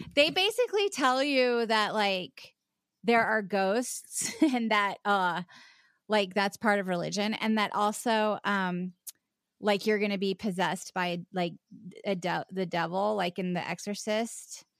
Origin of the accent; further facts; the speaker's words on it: Charleston, South Carolina, United States; also born or lived in West Virginia; I was born in West Virginia, but I grew up in South Carolina, um, o, on the, uh, uh, in Charleston